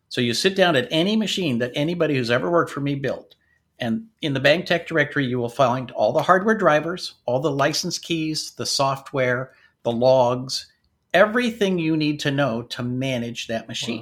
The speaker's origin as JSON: {"language": "English", "region": "Washington", "country": "United States", "tie": "born or raised there", "also_born_or_lived": "North Dakota / Michigan", "moved": "yes", "lives_now": "Sacramento, United States", "said": "we moved to Washington State"}